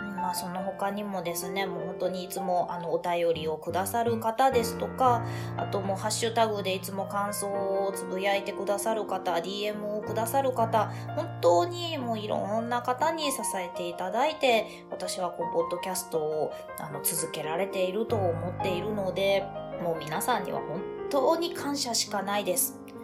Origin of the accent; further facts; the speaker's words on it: Hyogo, Japan; moved away as an adult; now in Fukuoka, Japan; 実家が私兵庫 県なんですけれども